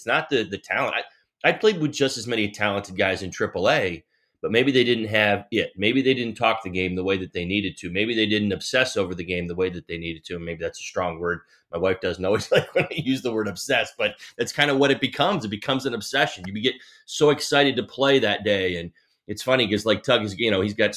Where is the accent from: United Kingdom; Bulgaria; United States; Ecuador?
United States; New Jersey; when I was a kid growing up in New Jersey